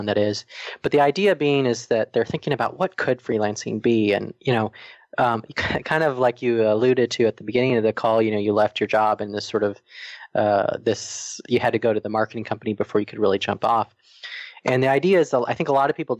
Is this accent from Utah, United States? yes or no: no; Arizona, United States; moved away as an adult; also born or lived in Atlanta, Georgia; we met in high school and we're actually both from Arizona